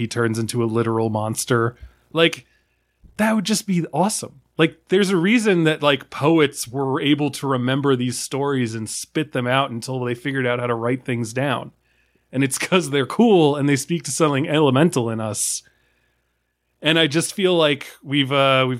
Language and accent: English; Maryland, United States; I grew up in Maryland